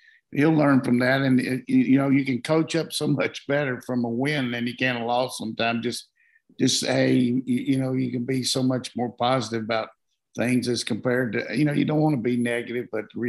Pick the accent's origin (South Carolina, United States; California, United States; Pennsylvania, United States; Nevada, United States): South Carolina, United States; moved away; I grew up in South Carolina for a little while. I was born there.